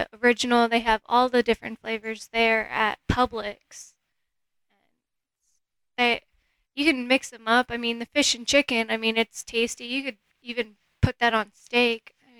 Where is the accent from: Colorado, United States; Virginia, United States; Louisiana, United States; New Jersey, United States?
Virginia, United States; I'm from Virginia, but.